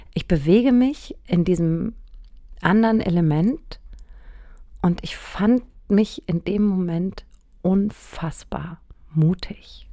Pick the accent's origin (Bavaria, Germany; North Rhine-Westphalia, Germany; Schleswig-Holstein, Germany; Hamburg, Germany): Bavaria, Germany; Aschaffenburg; Aschaffenburg, wo ich aufgewachsen bin